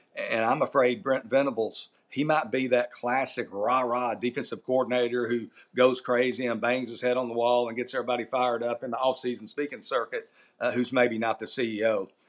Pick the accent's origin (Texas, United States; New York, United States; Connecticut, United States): Texas, United States; East; I'm from East Texas